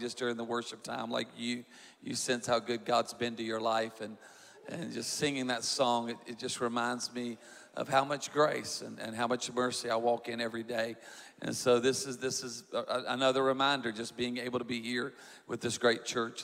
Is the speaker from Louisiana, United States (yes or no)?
yes; South Louisiana, United States; I'm from South Louisiana